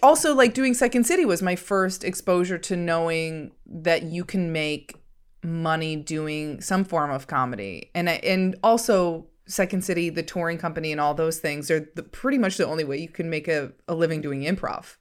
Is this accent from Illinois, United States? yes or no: yes; outside of Chicago, Illinois, United States; now in Los Angeles, United States; I grew up outside of Chicago